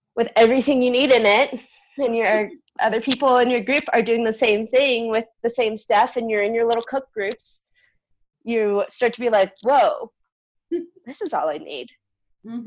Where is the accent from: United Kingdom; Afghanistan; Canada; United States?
United States; San Diego, California; born and raised in San Diego, California